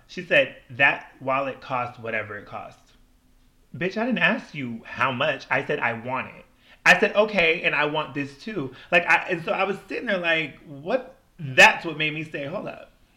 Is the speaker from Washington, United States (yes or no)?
yes; Washington, United States; also born or lived in Milwaukee, Wisconsin; I grew up in Washington State, and Washington State is just very diverse